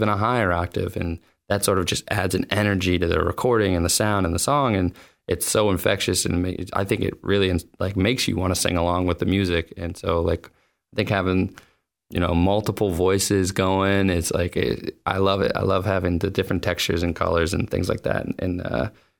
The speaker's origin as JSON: {"language": "English", "town": "Boston", "region": "Massachusetts", "country": "United States", "said": "I'm from Boston"}